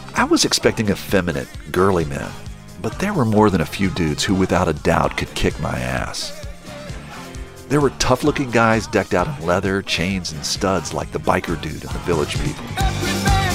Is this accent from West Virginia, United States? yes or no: yes; Charleston, West Virginia, United States; now in New York, United States; I grew up in Charleston, West Virginia, where Ted lives